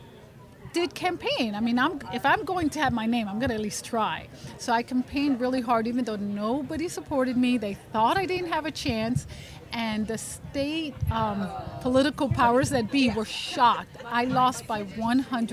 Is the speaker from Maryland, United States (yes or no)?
yes; Montgomery County, Maryland, United States; moved away as an adult; also born or lived in Venezuela; now in West Virginia, United States; I grew up in Montgomery County, Maryland, which is a suburb of D.C.